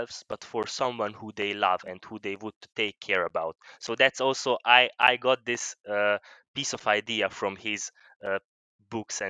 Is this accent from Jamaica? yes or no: no; Vojvodina, Serbia; I'm from Serbia. Actually, I'm not from Hungary, so I'm from Vojvodina. Mm. But I'm still by nationality I'm Hungarian